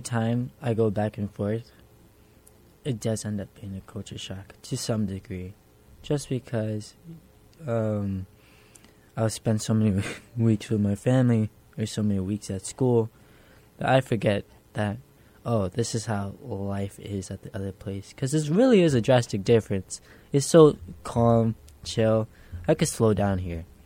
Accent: New York City, New York, United States; Specifically, I grew up in Hell's Kitchen

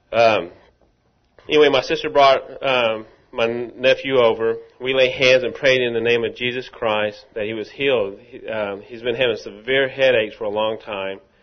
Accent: Rockwall, Texas, United States; I'm from Rockwall

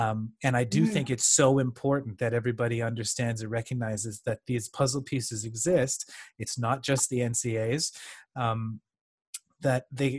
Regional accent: Canada; also born or lived in United Kingdom; hey, I'm from Canada too. I'm a law student.

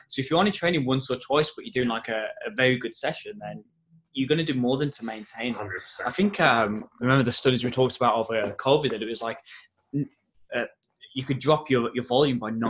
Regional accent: Wolverhampton, West Midlands, United Kingdom; because I I don't know if you can tell from my accent, but I'm from Wolverhampton, uh, so my family's really close.

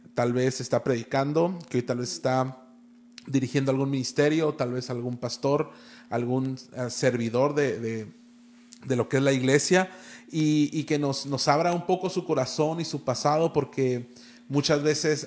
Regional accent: Tijuana, Baja California, Mexico; yo también soy de aquí

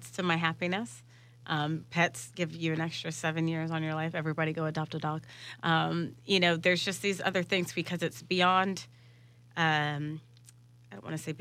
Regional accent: Jacksonville, Florida, United States; I'm born and raised in Jacksonville

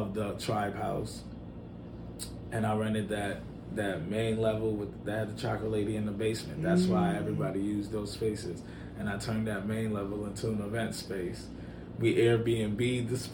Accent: New York City, New York, United States; also born or lived in Schaumburg, Illinois / Nigeria; now in Chicago, United States; I grew up in New York City.

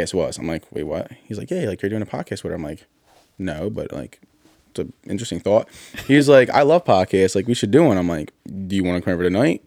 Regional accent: Philadelphia, Pennsylvania, United States; I grew up in Northeast Philly

